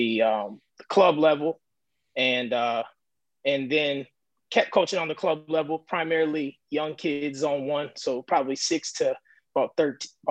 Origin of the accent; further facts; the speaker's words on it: United States; I'm an American guy